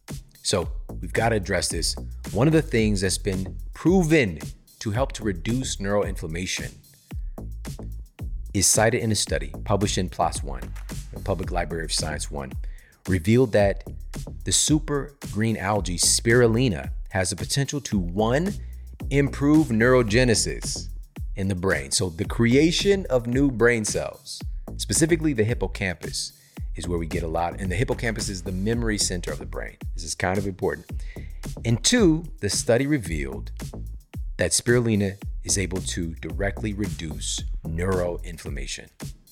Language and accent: English; St. Louis, Missouri, United States; because I'm from Missouri, from St. Louis, same thing.